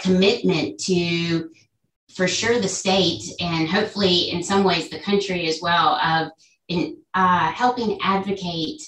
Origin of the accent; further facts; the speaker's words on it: Cary, North Carolina, United States; I was born and raised in Cary, North Carolina